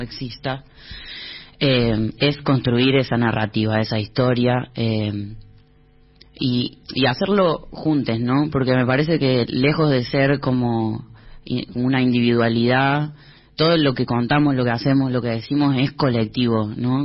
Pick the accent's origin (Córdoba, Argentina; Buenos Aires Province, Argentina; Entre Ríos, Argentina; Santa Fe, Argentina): Córdoba, Argentina; now in Buenos Aires, Argentina; yo soy cordobés